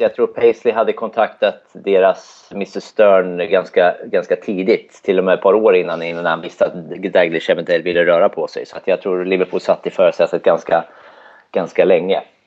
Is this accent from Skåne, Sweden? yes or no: no; Södermanland, Sweden; now in Örebro, Sweden; Jag är från Sörmland från början